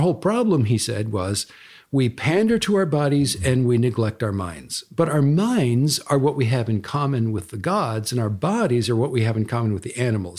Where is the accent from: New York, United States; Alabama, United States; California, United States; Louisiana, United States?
California, United States; Pasadena; moved away; I grew up in Pasadena, for example, Pasadena, California, and I love Pasadena. It's always my hometown